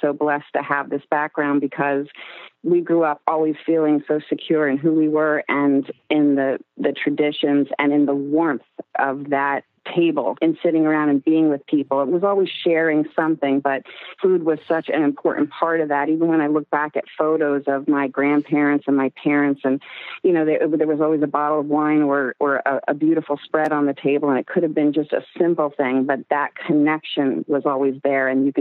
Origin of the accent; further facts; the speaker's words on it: New Jersey, United States; also born or lived in Bayside, Queens, New York; I was born in Bayside, Queens, and we moved to the South Jersey area at a young age